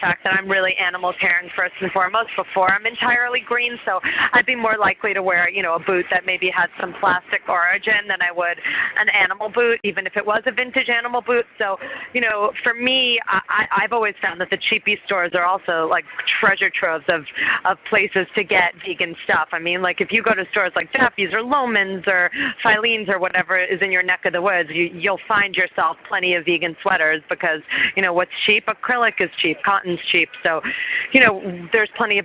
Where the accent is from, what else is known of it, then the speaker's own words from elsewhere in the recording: New York City, New York, United States; I grew up in New York City